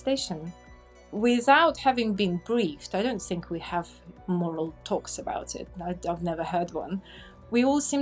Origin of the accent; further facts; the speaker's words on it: Russia; English is a second language; moved away as an adult; now in Lyme Regis, United Kingdom; I was born in Russia and I moved to UK roughly about 17 years ago.